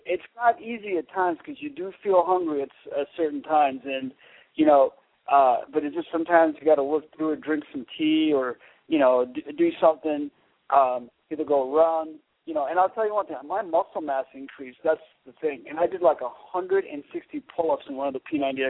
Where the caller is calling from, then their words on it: Dallas, Texas, United States; I'm calling from Dallas.